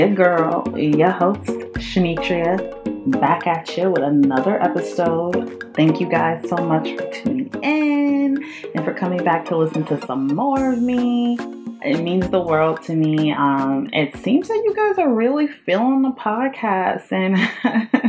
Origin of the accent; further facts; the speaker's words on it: Georgia, United States; also born or lived in New York; now in Los Angeles, United States; I'm originally from Georgia. That's where I grew up